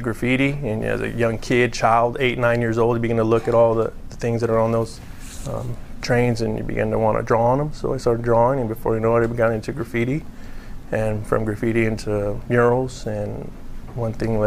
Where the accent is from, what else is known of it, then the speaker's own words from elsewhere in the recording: California, United States; I grew up in California